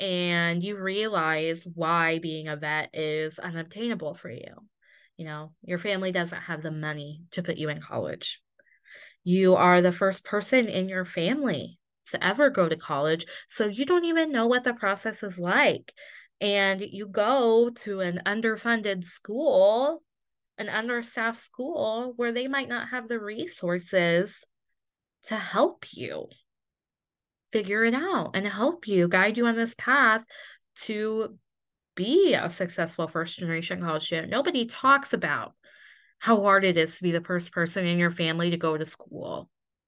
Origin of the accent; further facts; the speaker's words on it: Midwest, United States; I am overly polite and will apologize for literally everything that I do because I grew up in the Midwest.